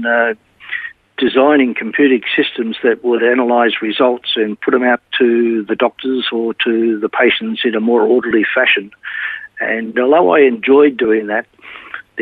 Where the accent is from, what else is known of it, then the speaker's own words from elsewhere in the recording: Melbourne, Victoria, Australia; I was born in Melbourne, in a little town called Heidelberg